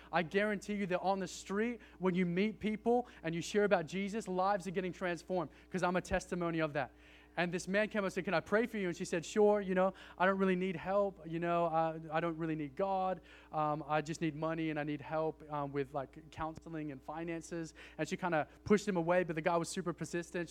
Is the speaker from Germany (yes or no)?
no; Australia; I'm from Australia